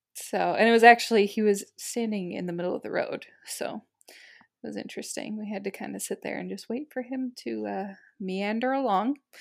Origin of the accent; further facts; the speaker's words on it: United States; I'm an American